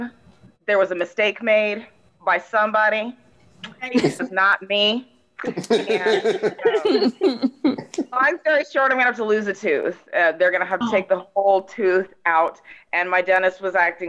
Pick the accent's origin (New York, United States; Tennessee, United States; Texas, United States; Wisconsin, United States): Texas, United States; I'm from Texas